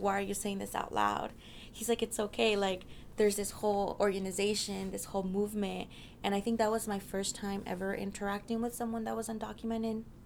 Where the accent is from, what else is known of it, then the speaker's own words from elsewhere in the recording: Mesa, Arizona, United States; also born or lived in Mexico; now in Washington, D.C., United States; I was born in Mexico, but I grew up my whole life in Mesa, Arizona